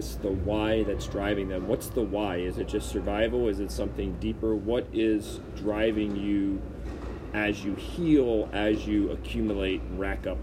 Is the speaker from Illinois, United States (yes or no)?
no; Baltimore, Maryland, United States; I was from Baltimore